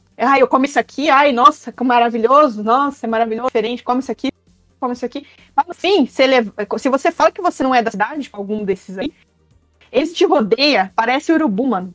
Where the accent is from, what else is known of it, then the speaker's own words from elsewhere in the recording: interior of São Paulo, Brazil; now in São Paulo, Brazil; eu vim do interior de São Paulo, aí eu vim mudar pra São Paulo